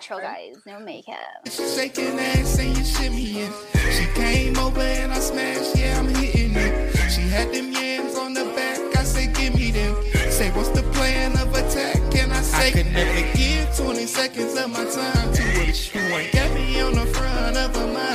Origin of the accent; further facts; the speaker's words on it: El Paso, Texas, United States; also born or lived in New Mexico; now in Colorado, United States; I'm from El Paso, Texas. So I'm from the border town